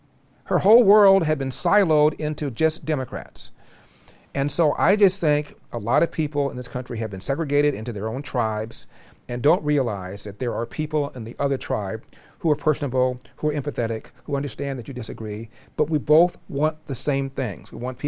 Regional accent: Los Angeles, California, United States; born there; I'm an American who is black. This African-American whole thing is divisive. I was born in Los Angeles.

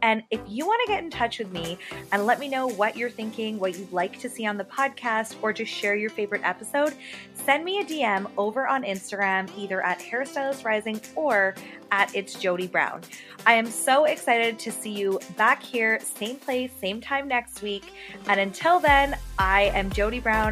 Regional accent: England, United Kingdom; moved away; England is actually where I was born and where I'm from

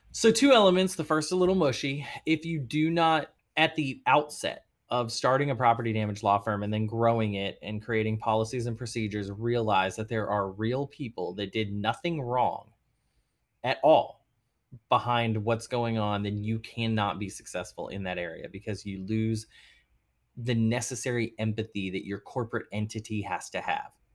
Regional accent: Arlington, Texas, United States; also born or lived in Boston / New York; now in New Orleans, United States; so I'm a Texas boy. I'm from Arlington, Texas

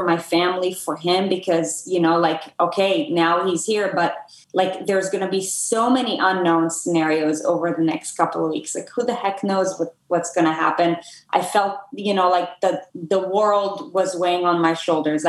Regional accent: Israel; moved away as an adult; now in United States; I'm from Israel originally. I came to the US to play tennis in college.

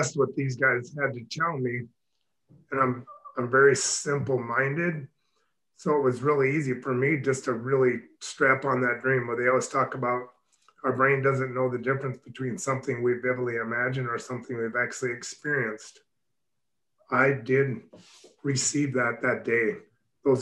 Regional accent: Mitchell, South Dakota, United States; also born or lived in Texas; I actually journeyed back to my hometown in Mitchell, South Dakota, and started my shop.

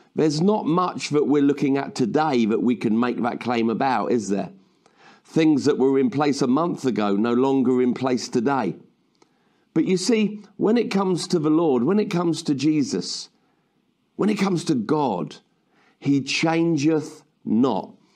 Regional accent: United Kingdom; I was born in the United Kingdom

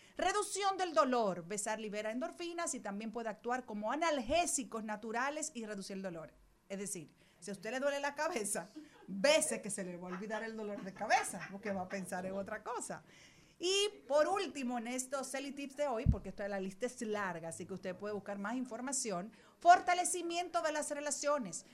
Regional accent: Dominican Republic; somos los dominicanos

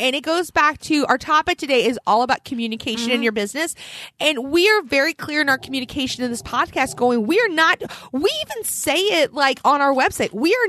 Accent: Philadelphia, Pennsylvania, United States; I was born in Philadelphia.

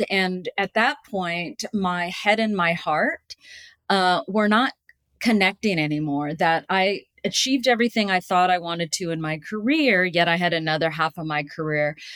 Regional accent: California, United States; also born or lived in Washington, D.C.; my dad um, was a naval pilot and he so we basically uh, lived in washington d.c when i was at the pentagon and also i lived in california uh, for most of my life growing up, and I went to college in San Diego

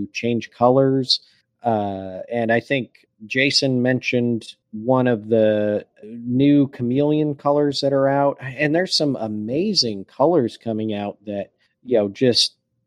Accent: Michigan, United States; I grew up in Michigan

